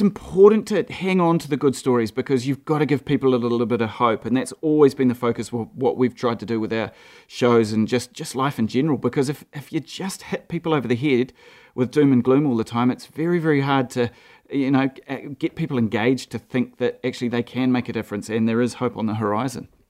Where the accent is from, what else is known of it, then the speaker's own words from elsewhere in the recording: Gisborne, New Zealand; also born or lived in Mahia Peninsula; I grew up in Gisborne.